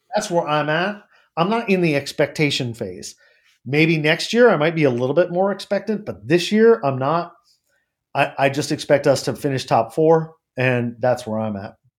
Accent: United States; I'm an American.

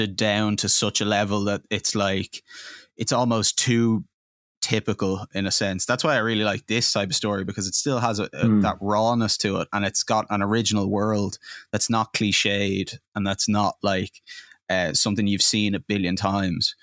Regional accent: Dublin, Leinster, Ireland; young guys growing up in Dublin, in like, you know, the suburbs

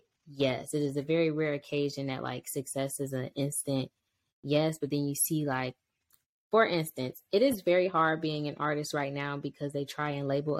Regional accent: Cleveland, Ohio, United States; moved away as an adult; now in North Carolina, United States; my childhood in Cleveland, Ohio, because I am from Cleveland, Ohio, 216.

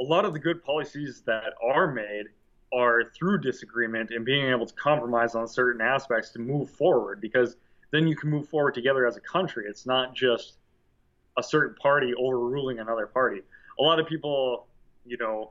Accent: United States; us as American people

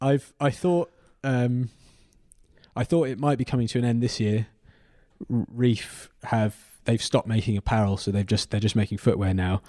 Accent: Cornwall, South West England, United Kingdom; to think of myself as Cornish

